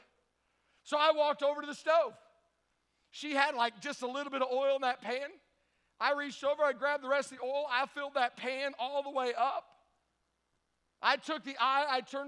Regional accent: Tennessee, United States; I'm from Tennessee

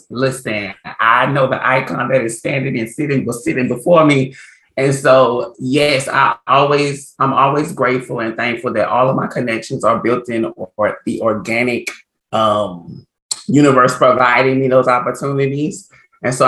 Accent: Port Arthur, Texas, United States; also born or lived in New Orleans, Louisiana; now in Los Angeles, United States; I grew up in Port Arthur, Texas, by way of New Orleans, Louisiana.

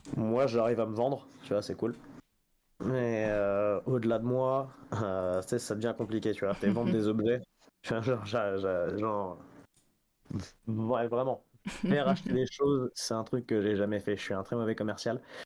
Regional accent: France; also born or lived in Paris; je suis français, j'habite à Paris

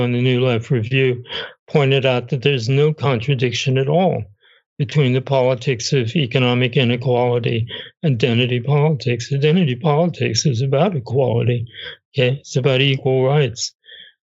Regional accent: United States; I'm American.

